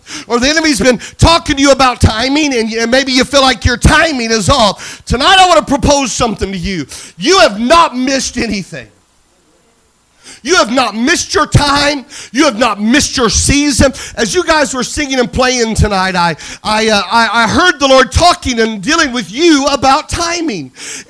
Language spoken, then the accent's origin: English; Iowa, United States; now in Arkansas, United States; I'm from Iowa, where tonight it's 15 and snowing.